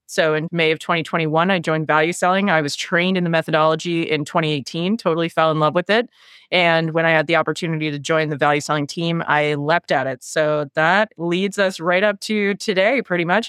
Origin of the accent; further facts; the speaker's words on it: Halifax, Nova Scotia, Canada; Born and raised in Halifax, Nova Scotia, on the east coast of Canada